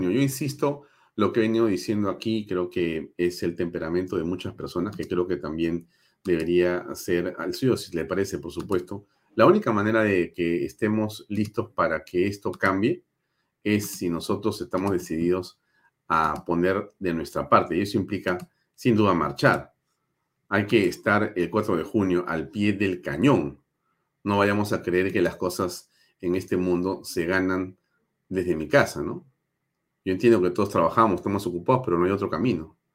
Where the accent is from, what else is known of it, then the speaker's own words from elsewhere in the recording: Peru; en mi calidad de alcalde del Distrito de San Isidro y como ciudadano peruano